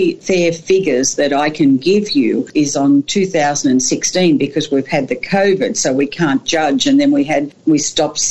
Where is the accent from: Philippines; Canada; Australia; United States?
Australia; Canowindra, New South Wales; moved away as an adult; also born or lived in Sydney; I grew up in Canamble, loved being a country girl